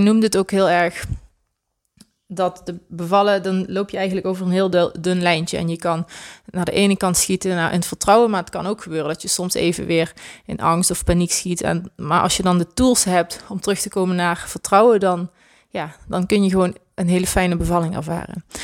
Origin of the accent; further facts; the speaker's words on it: Swalmen, Limburg, Netherlands; ik woon nog steeds hier in ons geboortedorp, Zwalmen, in Limburg